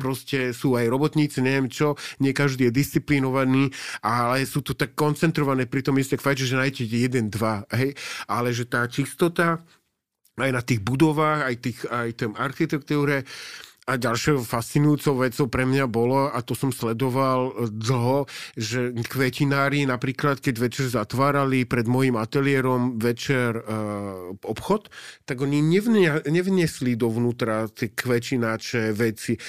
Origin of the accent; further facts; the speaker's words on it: Slovakia; also born or lived in Osaka, Japan; keď som povedal, odkiaľ som, tak vedeli. Oni vedia, že kde je Československo